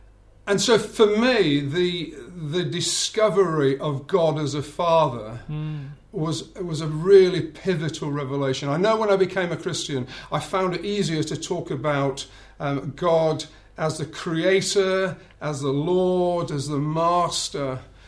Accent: Bradford, Yorkshire and the Humber, United Kingdom; now in South England; Okay, so born and bred in Bradford in Yorkshire. Although I have to confess, I've lived down in the south for far too long now.

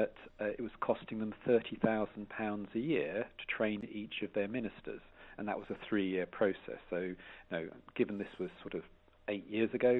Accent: Edenbridge, South East England, United Kingdom; also born or lived in South London; I was brought up in Kent. I was born in South London and then brought up in Kent in Edenbridge.

